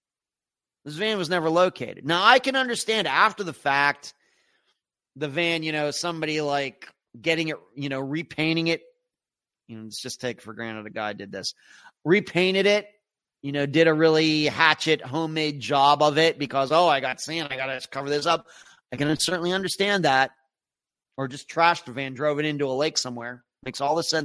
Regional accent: Pennsylvania, United States; Not Pennsylvania, once again, the way I look at my home state.

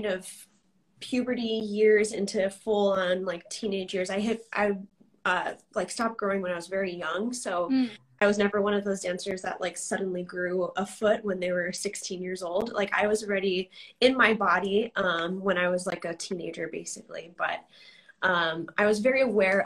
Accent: New York, United States; also born or lived in New Jersey / Tulsa; now in Washington, D.C., United States; I am originally from New York

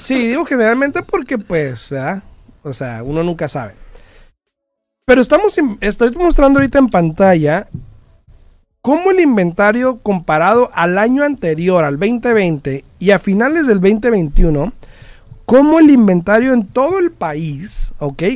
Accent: central California, United States; donde yo soy, el centro de California

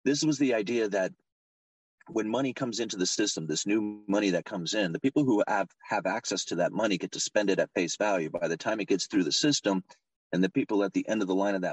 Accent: Portland, Oregon, United States; I'm from Portland, Oregon. I'm outside of Portland. I'm out on the coast, but Portland is the closest city to me. And when I was a kid, Portland was a beautiful place.

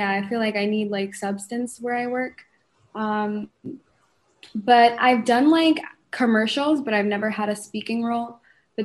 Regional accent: Connecticut, United States; moved away as an adult; also born or lived in Bronx, New York / Rowayton / Greenwich / Weston; now in Florida, United States; I'm from Connecticut. So I moved to Florida about 5 or 6 years ago now

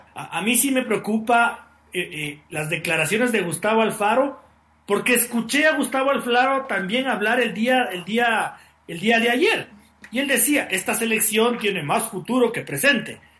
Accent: Ecuador; así somos los ecuatorianos

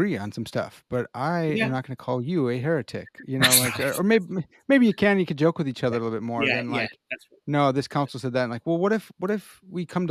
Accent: Chicago, Illinois, United States; accent: Chicago; my Chicago accent

